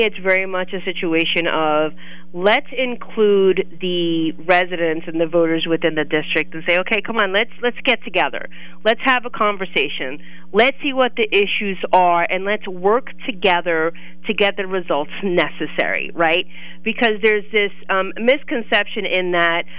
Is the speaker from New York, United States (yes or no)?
yes; Brooklyn, New York, United States; moved away as an adult; also born or lived in Clinton County, Pennsylvania; now in Lock Haven, United States; I am a New York native, born and raised in Brooklyn, New York, came to Pennsylvania.